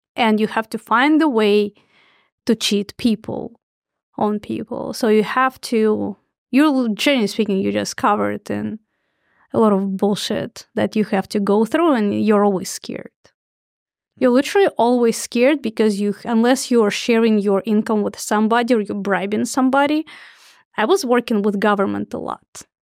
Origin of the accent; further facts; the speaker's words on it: Russia; moved away as an adult; now in United States; born in Soviet Union